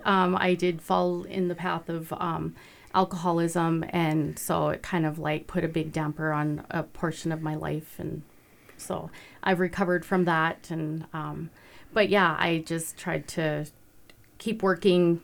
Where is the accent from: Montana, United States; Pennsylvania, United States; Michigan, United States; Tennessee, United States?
Montana, United States; Browning; moved away as an adult; also born or lived in Durango, Colorado / Belgrade, Montana; now in Ulm, United States; I'm actually from Browning as well. and graduated from Browning High School